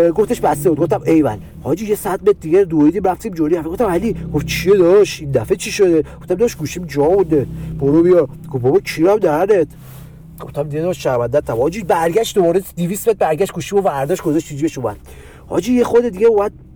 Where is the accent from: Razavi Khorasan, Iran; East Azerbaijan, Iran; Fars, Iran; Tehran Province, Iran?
Tehran Province, Iran; Tehran; بچه پایین شهر